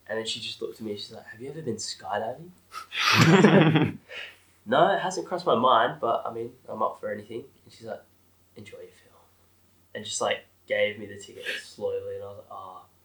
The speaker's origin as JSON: {"language": "English", "country": "Australia", "tie": "born or raised there", "also_born_or_lived": "England", "said": "when I moved to Australia, I used to make little skits with my mates when we were like 9, 10, very young"}